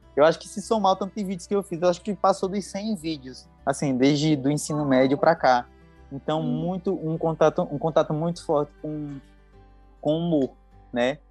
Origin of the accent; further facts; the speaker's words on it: Palmeira dos Índios, Alagoas, Brazil; moved away as an adult; also born or lived in São Paulo; now in Guarulhos, Brazil; Nasci em Palmeiras dos Índios e vim para São Paulo, creio que em 2005, 2006 e retornei para Alagoas em 2007. Então, e voltei, estou voltando agora para São Paulo, né? Então, basicamente, eu passei a minha adolescência lá em Alagoas.